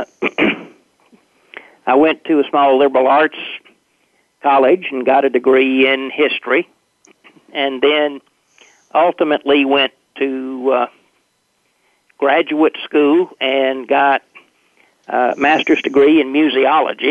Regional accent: Nashville, Tennessee, United States; I was born and raised in Nashville, Tennessee

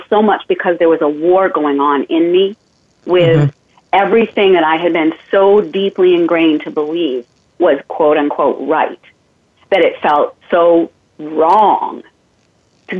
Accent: Maine, United States; moved away as an adult; also born or lived in Germany / Missouri; my home of Maine, my home state of Maine

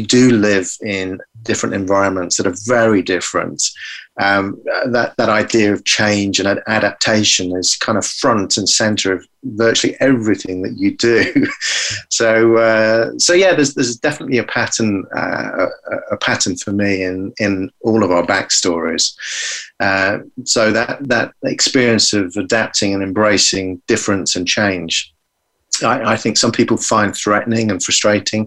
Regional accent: England, United Kingdom; moved away as an adult; now in Germany; I grew up in England on the edge of a small town

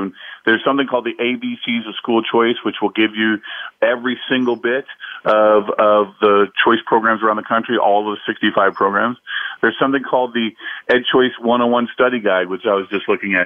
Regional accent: Indiana, United States; my home state again of Indiana

